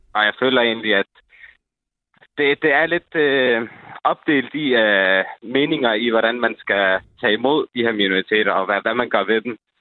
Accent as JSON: {"language": "Danish", "town": "Holbæk", "region": "Zealand", "country": "Denmark", "tie": "born or raised there"}